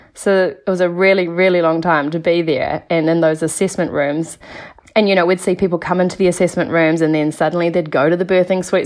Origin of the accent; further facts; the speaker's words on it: Nelson, New Zealand; now in Mount Maunganui, New Zealand; I'm from Nelson originally, but now I live in Mount Maunganui.